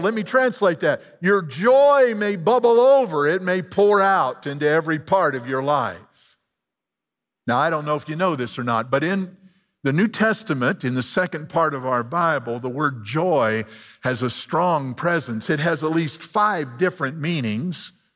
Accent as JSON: {"language": "English", "region": "Illinois", "country": "United States", "said": "I'm a hick from Illinois."}